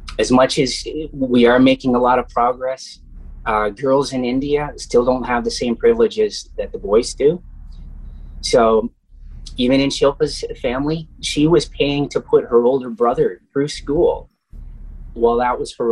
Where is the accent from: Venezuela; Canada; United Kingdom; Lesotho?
Canada; I'm here from Canada